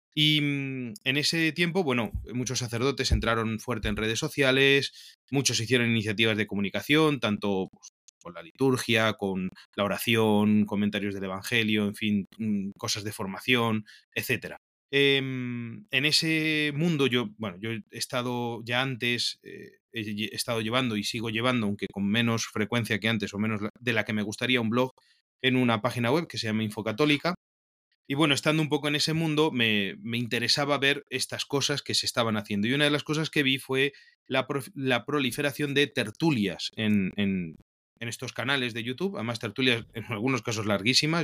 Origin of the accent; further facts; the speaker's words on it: Spain; also born or lived in Toledo / Peru; soy un sacerdote español